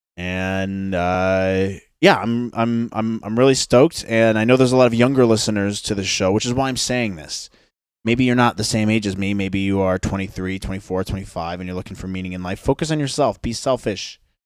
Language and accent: English; United States